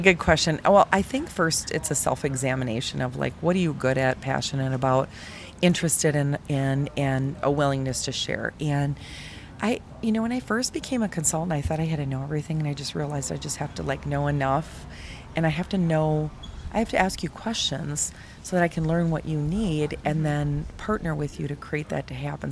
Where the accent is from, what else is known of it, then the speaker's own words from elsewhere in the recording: Milwaukee, Wisconsin, United States; I'm from Milwaukee